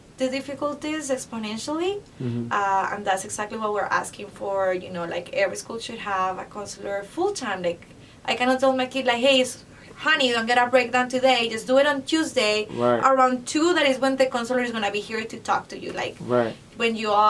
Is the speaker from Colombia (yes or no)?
yes; Colombia; moved away as an adult; now in Chicago, United States; I'm from Colombia, have been in this country for 12 years